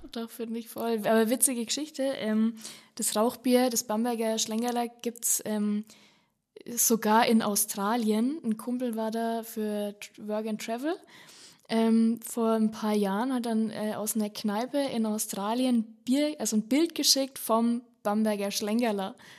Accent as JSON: {"language": "German", "area": "Franconia", "region": "Bavaria", "country": "Germany", "said": "bei uns in Franken"}